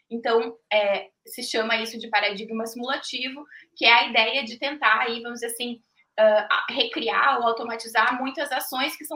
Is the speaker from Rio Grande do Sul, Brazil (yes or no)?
yes; Passo Fundo, Rio Grande do Sul, Brazil; now in Curitiba, Brazil; Estou falando de Curitiba, mas sou gaúcha, é, da cidade de Passo Fundo.